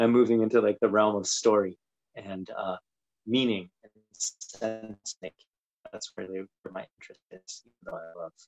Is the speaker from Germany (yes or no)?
no; Japan; also born or lived in Brazil; I grew up in Japan and Brazil, and I think that sort of shaped like speaking different languages and being into different cultures.